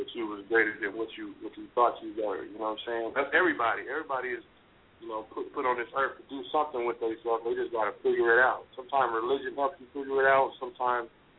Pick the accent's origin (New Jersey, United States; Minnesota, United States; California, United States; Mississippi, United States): California, United States; Oakland; moved away; also born or lived in Sacramento / Utah; I was born and raised in East Oakland, you know what I'm saying, East Oakland, California